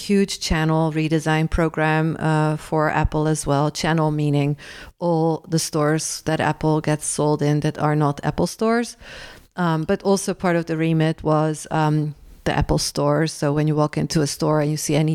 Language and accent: English; Rotterdam, South Holland, Netherlands; moved away; my hometown, Rotterdam